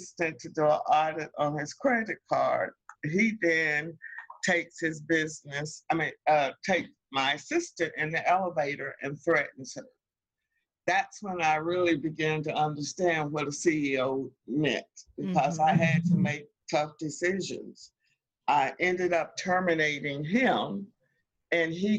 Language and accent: English; North Carolina, United States; moved away as an adult; also born or lived in Washington, D.C.; I'm originally from North Carolina